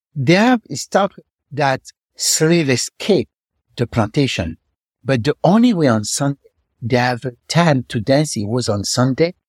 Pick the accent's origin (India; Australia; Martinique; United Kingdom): Martinique; Fort-de-France; moved away; also born or lived in Paris; grew up in Martinique, then in Paris, and I was born in Martinique, in the capital of Martinique, Fort-de-France